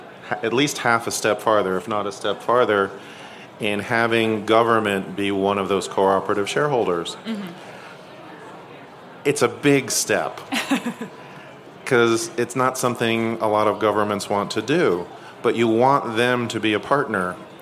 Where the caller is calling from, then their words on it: San Mateo County, California, United States; But I come from San Mateo County in California